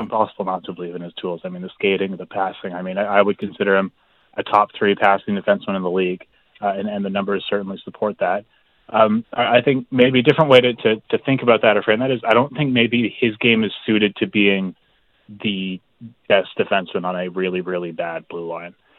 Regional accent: Halifax, Nova Scotia, Canada; moved away; I'm here in my hometown of Halifax, Nova Scotia

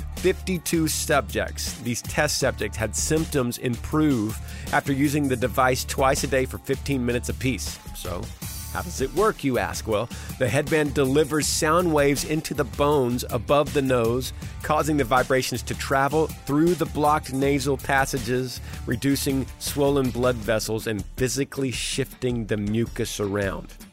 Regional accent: Texas, United States; in Texas, in my home state

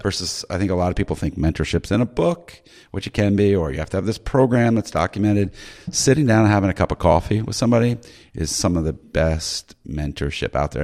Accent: Maryland, United States; I'm from Maryland

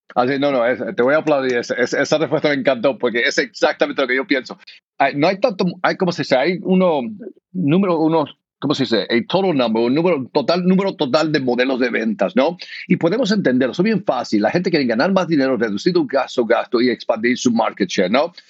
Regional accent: United States; also born or lived in Argentina; yo soy de aquí, de los Estados Unidos, mi familia es de Puerto Rico

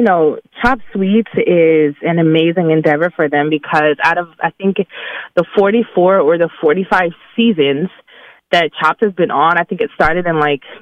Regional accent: Birmingham, Alabama, United States; I'm from the Ham. Yes. I am from the Ham. I have to represent in my magic city.

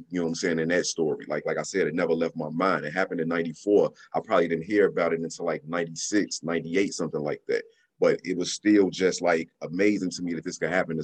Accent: Chicago, Illinois, United States; my experiences growing up in Chicago

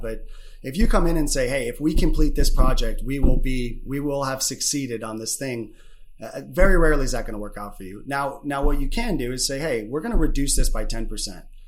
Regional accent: Michigan, United States; also born or lived in Chicago; being Michigan boys

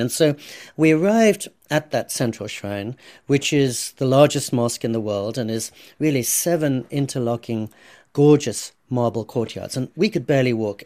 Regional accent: England, United Kingdom; also born or lived in California / India (ancestry); now in Japan; when I was growing up in England

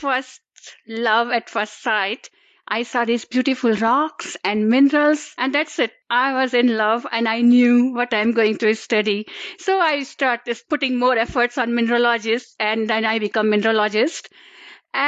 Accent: India; I'm from India, so we don't study geology at a school level

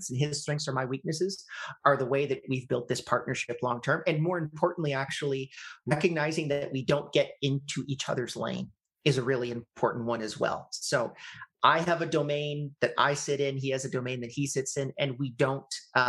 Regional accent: Canada; I'm Canadian

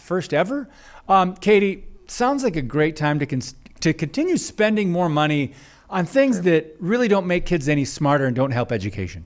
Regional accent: Michigan, United States; moved away; my home state of Michigan, where I grew up

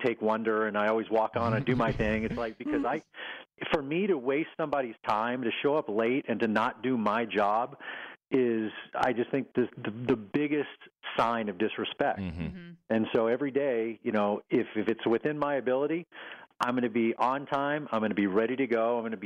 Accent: Texas, United States; moved away; also born or lived in Oklahoma City; my mom and dad and where I grew up in Texas

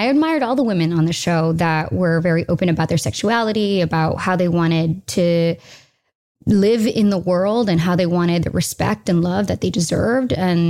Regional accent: United States; I'm an American. Here's my mother.

